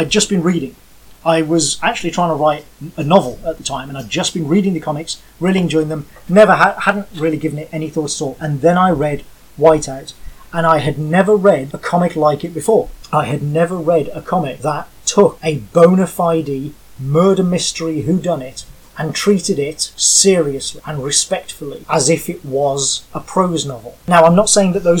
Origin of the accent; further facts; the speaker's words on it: Birmingham, West Midlands, United Kingdom; moved away as an adult; also born or lived in Bath; I grew up in Birmingham